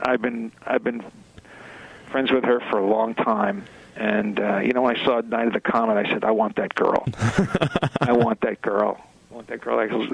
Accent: New York, United States; when I was a kid here in the New York, I was brought up in New York

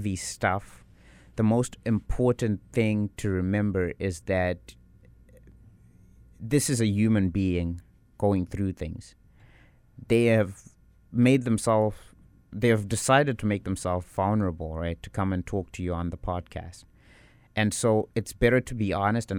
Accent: South Africa; now in Winnipeg, Canada; I'm from South Africa.

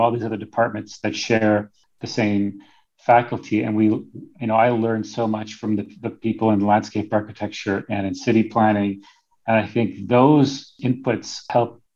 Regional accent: Winnipeg, Manitoba, Canada; now in Whitehorse, Canada; I grew up in Winnipeg

